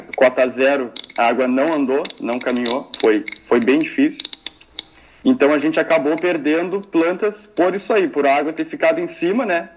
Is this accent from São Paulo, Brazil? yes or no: no; Pelotas, Rio Grande do Sul, Brazil; eu sou de Pelotas aqui